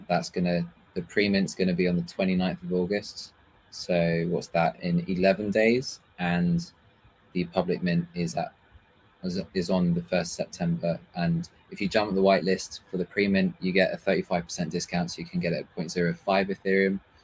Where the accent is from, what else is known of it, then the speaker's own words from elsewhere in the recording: Paris, Île-de-France, France; also born or lived in London / England; now in Berlin, Germany; I was born in London. Um, however, I was raised in Paris, in France for, um, most of my childhood. And then I was moved back to England